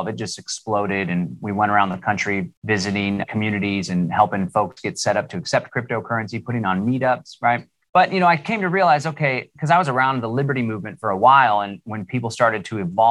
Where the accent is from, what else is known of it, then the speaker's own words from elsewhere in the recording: Austin, Texas, United States; I live here in Central Texas, born and raised in Austin, Texas.